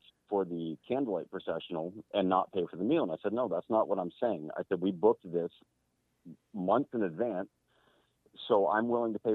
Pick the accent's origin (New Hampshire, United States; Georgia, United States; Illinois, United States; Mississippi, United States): New Hampshire, United States; I'm from New Hampshire